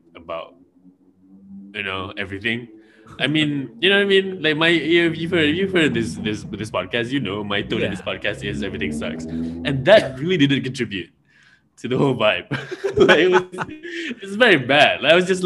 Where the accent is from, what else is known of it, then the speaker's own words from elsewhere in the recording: Malaysia; I'm from Malaysia.